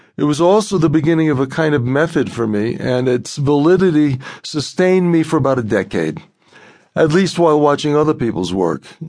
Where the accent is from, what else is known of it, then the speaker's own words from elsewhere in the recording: New York City, New York, United States; grew up in Brooklyn